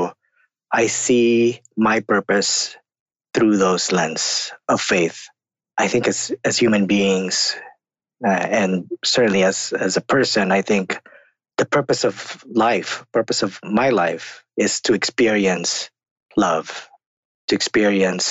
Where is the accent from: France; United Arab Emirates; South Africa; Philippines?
Philippines; now in United States; I'm also an immigrant to the United States. Came from the Philippines. I grew up in the Philippines.